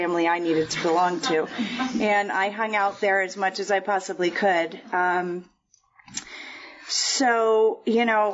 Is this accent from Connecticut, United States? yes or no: yes; Connecticut, United States; now in Park City, United States; I grew up in Connecticut, just outside New York City, about 45 minutes outside in Manhattan